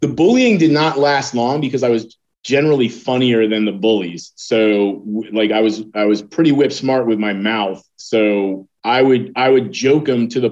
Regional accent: Connecticut, United States; now in Virginia, United States; I was born up north. I was born in Connecticut

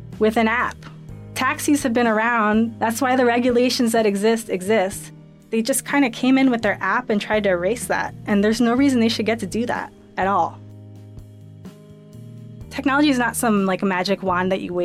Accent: Princeton, New Jersey, United States; I grew up in Princeton

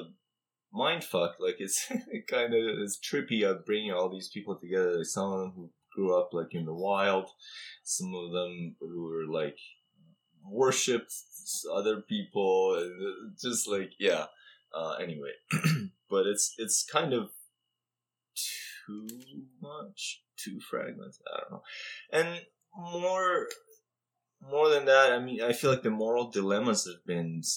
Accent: Iran; moved away; growing up in Iran

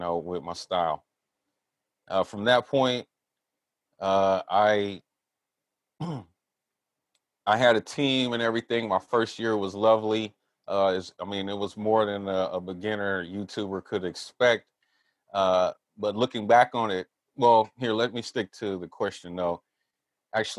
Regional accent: Southern California, United States; also born or lived in Texas / San Francisco Bay Area; now in Humboldt County, United States; I grew up in Southern California

